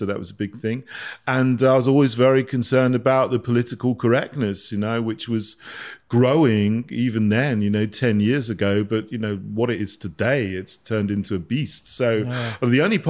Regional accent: Barnham, South East England, United Kingdom; moved away as an adult; also born or lived in St Andrews; I was born in Sussex. I grew up in a village called Barnham, which is near Bognor Regis. I went to school there. I grew up with my mum. My mum's English. My dad was Jamaican.

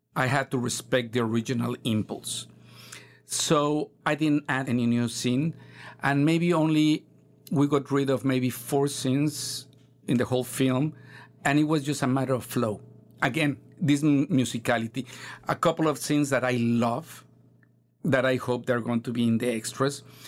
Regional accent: Mexico; English is a second language

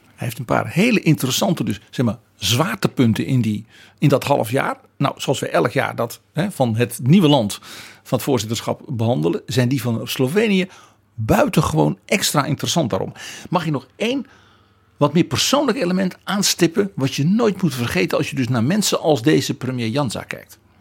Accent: Netherlands

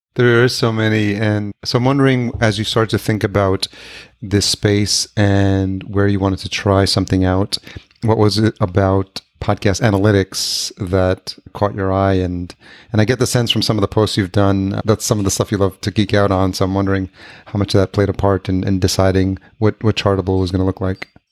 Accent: Yonkers, New York, United States; also born or lived in White Plains, New York / Manhattan, New York City; I grew up in Yonkers.

